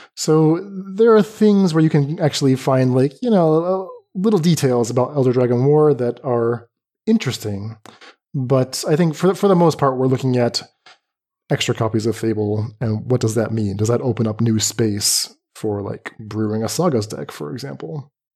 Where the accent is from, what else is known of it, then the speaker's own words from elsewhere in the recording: North Carolina, United States; moved away as an adult; now in Middle East; North Carolina.